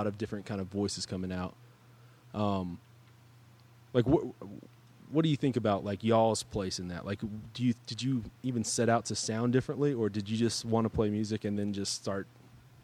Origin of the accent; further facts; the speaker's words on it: West Texas, United States; I'm from West Texas